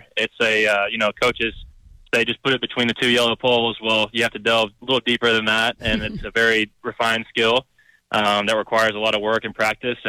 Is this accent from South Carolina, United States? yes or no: yes; Greenville, South Carolina, United States; moved away; I'm from Greenville. It's my hometown.